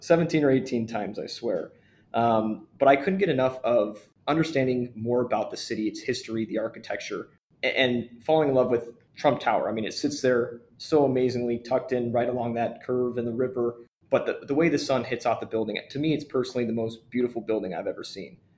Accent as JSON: {"language": "English", "region": "California", "country": "United States", "tie": "born or raised there", "moved": "as an adult", "lives_now": "Chicago, United States", "said": "living and growing up in California"}